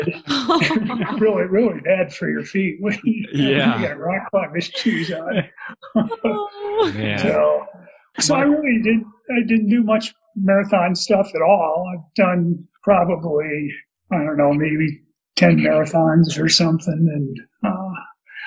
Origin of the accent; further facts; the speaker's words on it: Detroit, Michigan, United States; now in Denver, United States; I grew up in Detroit